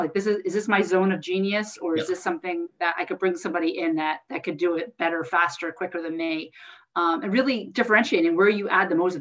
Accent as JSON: {"language": "English", "region": "New Jersey", "country": "United States", "said": "I'm from Jersey"}